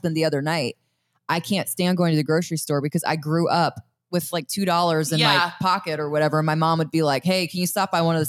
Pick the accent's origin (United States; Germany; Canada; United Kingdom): United States; Lititz, Pennsylvania; moved away; I grew up in Lititz, Pennsylvania, which is Amish country.